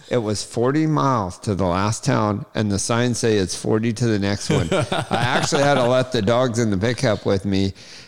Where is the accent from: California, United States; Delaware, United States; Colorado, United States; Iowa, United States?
California, United States; West Coast; moved away; where I was raised on the West Coast, and then moving this way